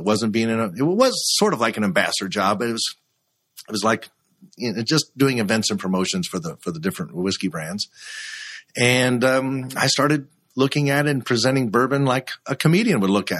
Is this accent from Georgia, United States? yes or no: no; Louisville, Kentucky, United States; growing up in Kentucky is a big influence. And my dad worked at Fall City Brewing Company here in Louisville, Kentucky for 45 years